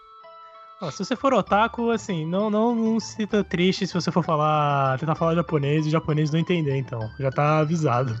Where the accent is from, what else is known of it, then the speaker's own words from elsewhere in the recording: Brazil; Eu sou, sou do Brasil